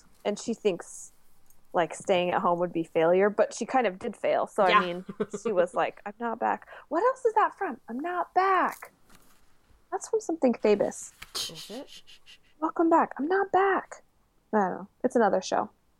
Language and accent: English; Puyallup, Washington, United States; I grew up in Puyallup.